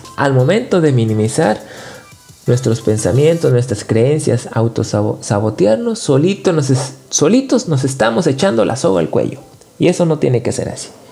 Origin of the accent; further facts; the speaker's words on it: Nuevo León, Mexico; Yo soy del norte de México, de Nuevo León